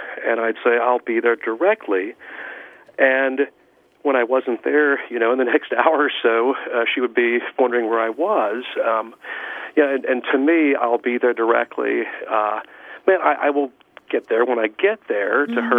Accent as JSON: {"language": "English", "region": "Eastern Tennessee", "country": "United States", "moved": "yes", "lives_now": "Marquette, United States", "said": "I'm not originally from the UP here in Michigan. I'm from Eastern Tennessee"}